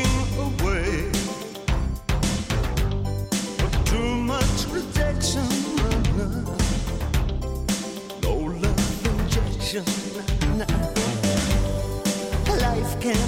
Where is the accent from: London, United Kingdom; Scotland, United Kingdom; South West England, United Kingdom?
South West England, United Kingdom; Somerset; I'm from Somerset